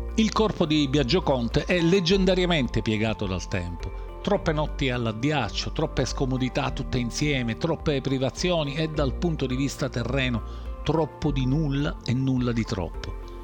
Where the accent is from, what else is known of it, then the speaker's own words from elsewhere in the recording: Sicily, Italy; Sono siciliano e vivo in Sicilia